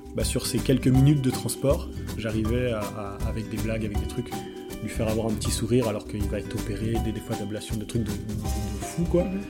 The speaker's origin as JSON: {"language": "French", "town": "Nancy", "region": "Grand Est", "country": "France", "also_born_or_lived": "Gaspésie, Canada", "moved": "as an adult", "lives_now": "Montreal, Canada", "said": "En France, j'habitais à Nancy, en Lorraine"}